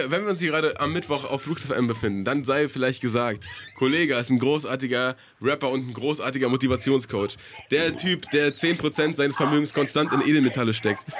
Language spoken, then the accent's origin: German; Regensburg, Bavaria, Germany; accent: southern German; Äh, aus Bayern